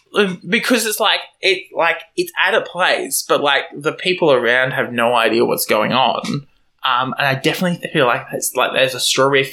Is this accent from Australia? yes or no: yes; Australia; to me, as an Australian